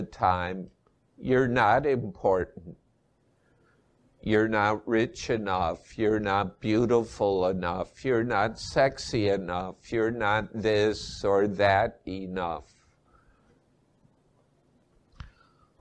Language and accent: English; Midwest, United States; moved away as an adult; also born or lived in Asia; I was raised in the Midwest and I'm back living there after 20 years in Asia